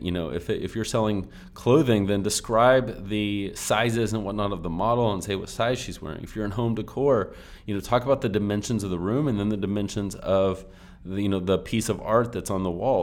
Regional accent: Texas, United States; I normally say you guys, but lately I've been saying y'all. I'm from Texas

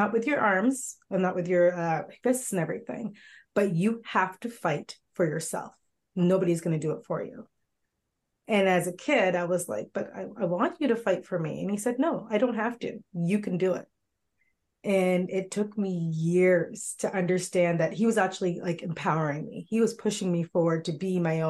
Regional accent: Milton, Ontario, Canada; growing up in Milton as one of the only Black families

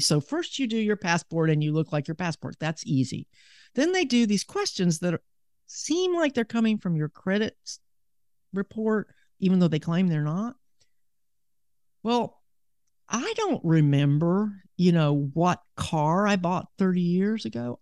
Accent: Huntsville, Alabama, United States; also born or lived in Seattle, Washington / Birmingham, Alabama; I was born in Seattle, in Washington, but I moved to Alabama back in nineteen sixty-four

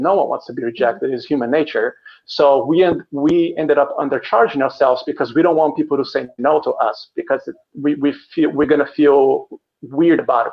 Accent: Brazil; moved away as an adult; now in Chicago, United States; I live in Chicago, here in the United States, but originally I'm from Brazil. I've been in the United States for 15 years now

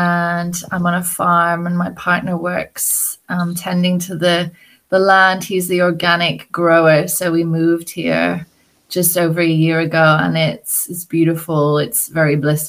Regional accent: Scotland, United Kingdom; And then I say, oh, I'm Scottish. And then it's like, oh, you don't have a Scottish accent.

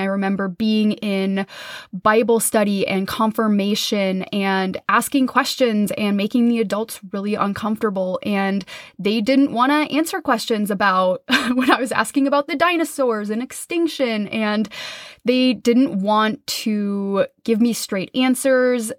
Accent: Minnesota, United States; I grew up in Minnesota in the Midwest

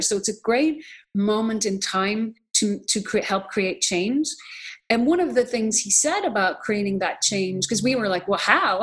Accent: Ireland; now in United States; I'm from Ireland originally. I became an American citizen in 2006

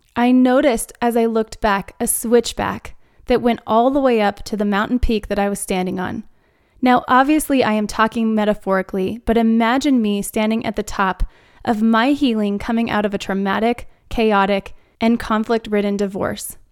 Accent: Arizona, United States; moved away as an adult; now in Denver, United States; the landscape that we grew up around in Arizona

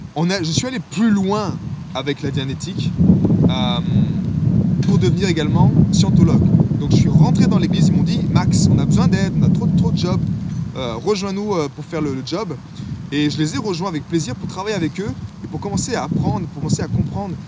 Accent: France; en tant que français

